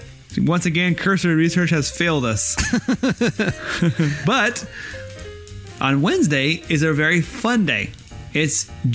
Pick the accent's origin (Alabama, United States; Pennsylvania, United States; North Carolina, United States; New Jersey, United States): Alabama, United States; moved away; So I am actually from Alabama, my early years.